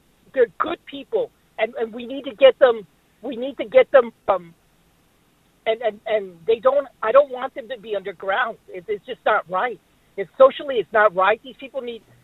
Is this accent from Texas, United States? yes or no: yes; Brownsville, Texas, United States; now in Minneapolis, United States; I was born and raised in Brownsville, Texas